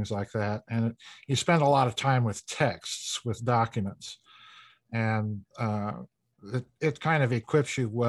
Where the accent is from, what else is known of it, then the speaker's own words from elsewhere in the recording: South Dakota, United States; I'm a hack from South Dakota